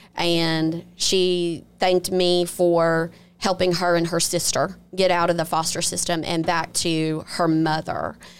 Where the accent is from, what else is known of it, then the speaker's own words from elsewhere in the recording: Biloxi, Mississippi, United States; I'm originally from Biloxi, been here all my life, went off to school and then came right back home